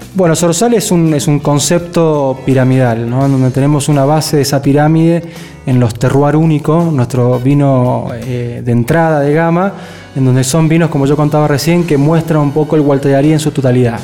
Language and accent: Spanish; Argentina; es como el argentino, ¿no? Somos, tenemos tanta, eh, ¿cómo se dice? Tanta facilidad para adaptarnos